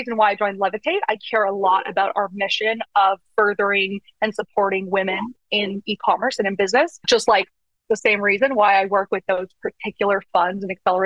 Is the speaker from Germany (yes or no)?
no; Canada; moved away as an adult; now in United States; I'm from Canada originally